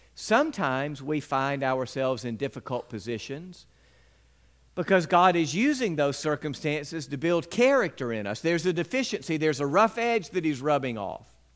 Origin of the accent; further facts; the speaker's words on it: West Point, Mississippi, United States; When I was a young boy growing up in West Point